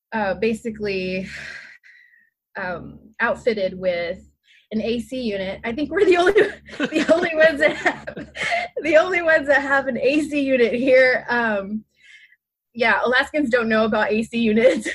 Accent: San Antonio, Texas, United States; now in Homer, United States; I originate from San Antonio, Texas

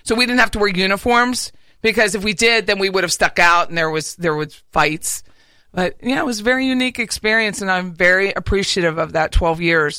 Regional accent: Harrisburg, Pennsylvania, United States; moved away as an adult; also born or lived in Philadelphia / Daytona; now in Tallahassee, United States; I'm from Harrisburg, Pennsylvania.

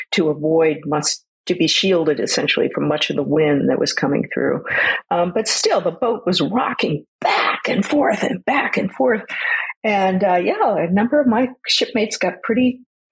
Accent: San Francisco Bay, California, United States; I grew up sailing on the San Francisco Bay

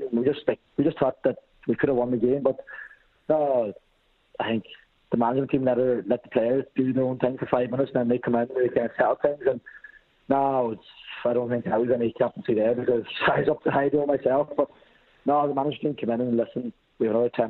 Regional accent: Glasgow, Scotland, United Kingdom; now in Ireland; originally I'm from Glasgow

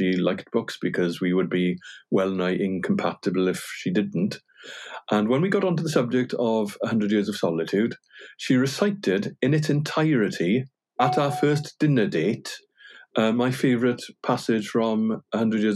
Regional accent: Llanelli, Wales, United Kingdom; first language Welsh; English is a second language; I grew up in a village called Pwll, and Pwll means hole, technically. But it was actually a sort of hole or a sort of pool in the estuary, because I grew up on the South Wales coast.

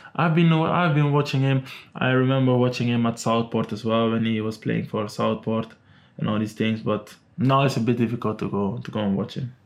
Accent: Amsterdam, North Holland, Netherlands; now in Manchester, United Kingdom; I'm from Amsterdam.

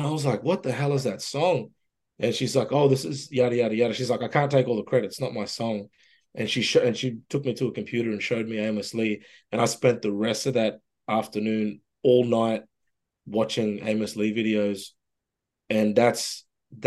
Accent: Mossman, Queensland, Australia; moved away as an adult; also born or lived in Brisbane, Australia / Toronto, Canada; now in Ontario, Canada; I left my hometown of Mosman up in Far North Queensland

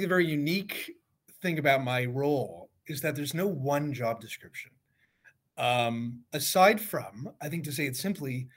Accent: Toronto, Ontario, Canada; growing up in Midtown Toronto

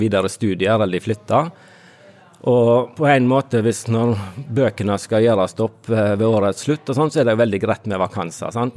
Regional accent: Fitjar, Vestland, Norway; moved away; Jeg kommer fra Fitjar på Stord sjøl, gått på bedehuset der og hørt. Eh, likte godt vitnemøter når jeg var liten

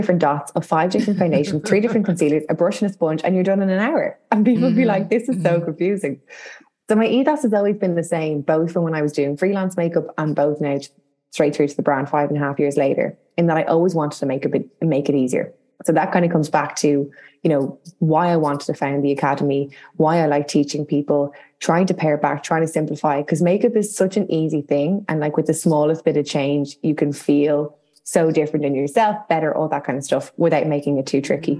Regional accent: Dublin, Leinster, Ireland; I'm from Dublin in Ireland. And our school system is like very similar, but slightly different to the UK

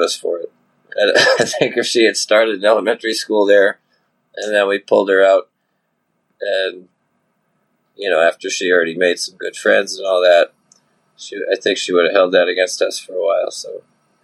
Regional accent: Providence, Rhode Island, United States; also born or lived in Nashville; I grew up in Providence

